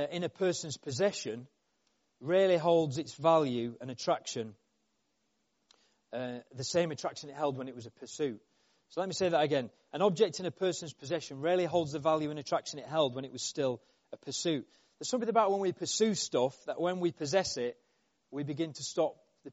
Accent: Yorkshire and the Humber, United Kingdom; I'm from Yorkshire

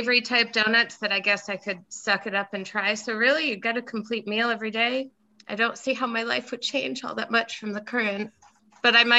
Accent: Rhode Island, United States; also born or lived in Colorado; now in California, United States; after leaving Rhode Island

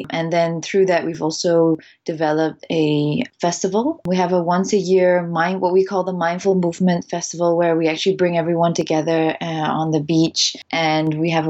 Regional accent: Singapore; also born or lived in Netherlands; I'm Singaporean. My mom is Singaporean, but my dad is Dutch. So I grew up half in Singapore and half in the Netherlands. Up until I was 7, I was in Singapore.

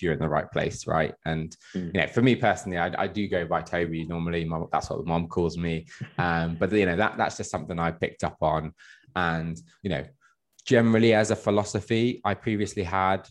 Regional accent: Midlands, United Kingdom; I grew up in the Midlands, which isn't the most diverse place in the world

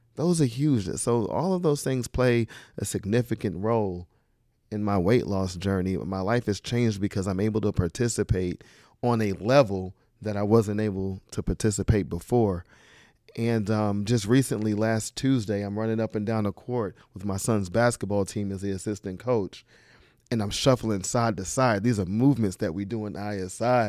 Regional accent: Charlotte, North Carolina, United States; also born or lived in Queens, New York; Queens, New York, and Charlotte, North Carolina. So it's a mixture of both. Uh, mostly Charlotte

